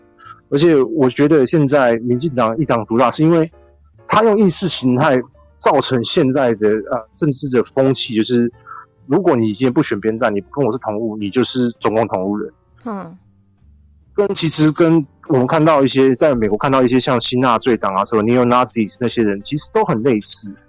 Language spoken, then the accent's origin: Chinese; Taichung, Taiwan; moved away as an adult; also born or lived in United States; 我自己在台中，我住了，我在台中长大，我小学、国中在台中，嗯，然后念完去美国，然后再回来台中